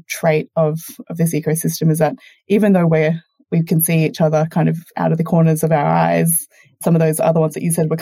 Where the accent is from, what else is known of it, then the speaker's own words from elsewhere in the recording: Australia; your first Aussie guest, and hopefully my accent hasn't been too distracting for your listeners